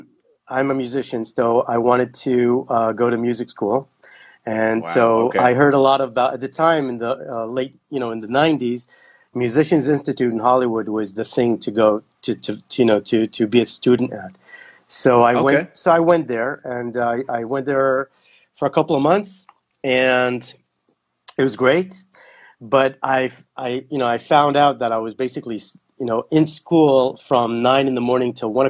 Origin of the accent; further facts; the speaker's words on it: Kenya; also born or lived in Belgium / Netherlands / Israel; So I actually was born in Belgium when they were working for the embassy there. And I grew up in Kenya. I lived there for 2 years and then 4 years in Holland.